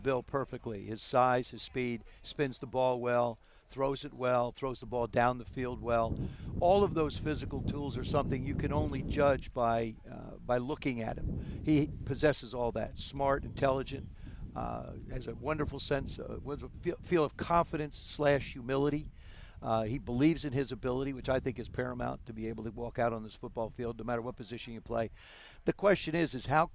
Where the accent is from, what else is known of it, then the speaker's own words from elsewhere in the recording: South River, New Jersey, United States; I grew up in South River.